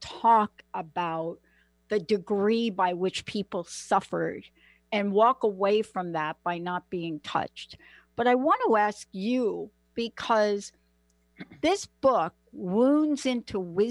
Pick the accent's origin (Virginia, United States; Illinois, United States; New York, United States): New York, United States; New York City; I'm from the Bronx.